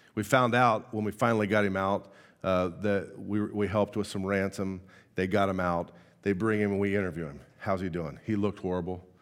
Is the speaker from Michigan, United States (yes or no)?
no; Indiana, United States; moved away; I, I'm born and raised from Indiana.